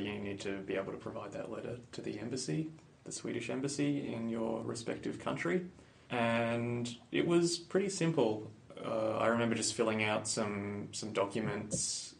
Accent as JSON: {"language": "English", "country": "Australia", "moved": "as an adult", "lives_now": "Malmö, Sweden", "said": "I'm an Australian citizen."}